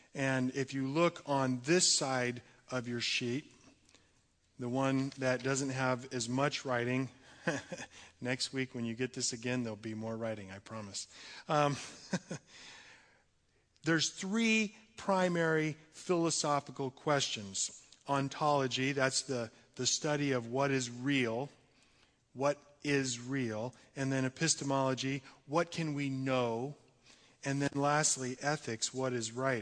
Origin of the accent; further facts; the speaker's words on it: United States; we as American Christians